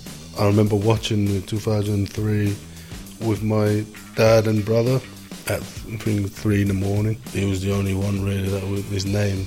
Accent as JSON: {"language": "English", "country": "Samoa", "tie": "born or raised there", "said": "One of seven. I'm the youngest. Growing up back home was, it was easy in a way."}